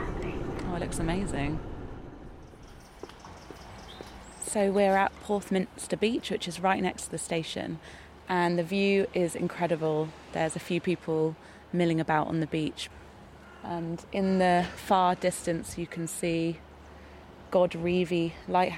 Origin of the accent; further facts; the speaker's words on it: Devon, South West England, United Kingdom; I was born and bred in Devon